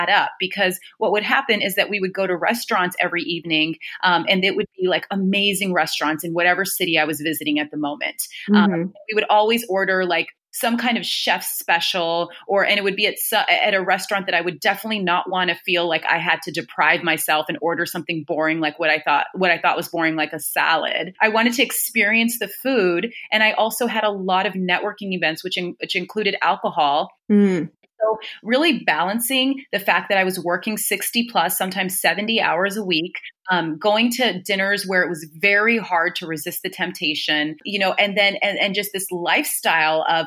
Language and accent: English; California, United States; moved away as an adult; now in New York, United States; I'm originally from California, and I moved to New York to go to business school